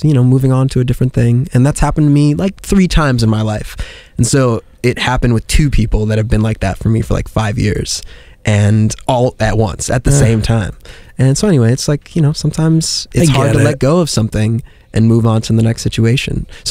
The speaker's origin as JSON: {"language": "English", "region": "New York", "country": "United States", "said": "I'm from New York. I didn't drive till I was 23"}